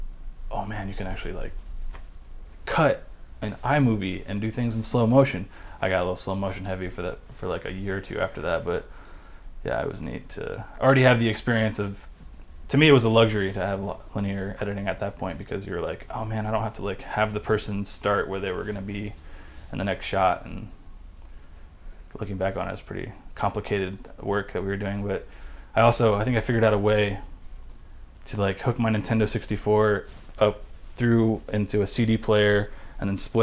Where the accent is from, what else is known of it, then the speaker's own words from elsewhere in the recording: West Chester, Ohio, United States; I grew up in the Cincinnati area